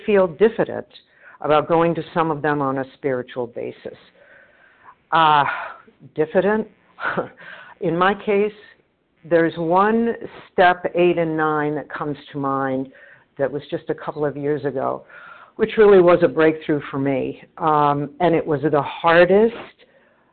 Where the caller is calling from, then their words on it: Boston, Massachusetts, United States; I'm calling from the Boston area.